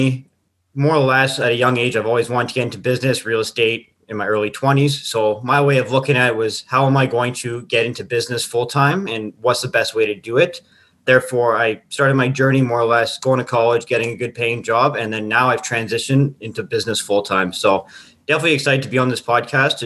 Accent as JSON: {"language": "English", "town": "Timmins", "region": "Ontario", "country": "Canada", "also_born_or_lived": "Sudbury / Fort McMurray / Northwest Territories", "moved": "as an adult", "said": "I literally left Timmins. I'm from Timmins, and I drove all the way to Alberta"}